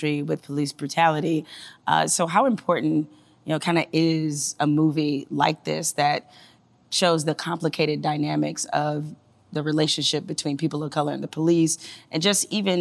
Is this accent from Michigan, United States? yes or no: yes; Detroit, Michigan, United States; I'm from Detroit, right? So my high school was 99% black.